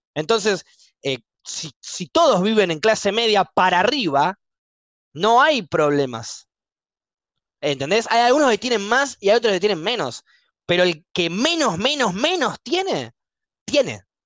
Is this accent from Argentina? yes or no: yes; Argentina; moved away as an adult; also born or lived in New Zealand; como éramos argentinos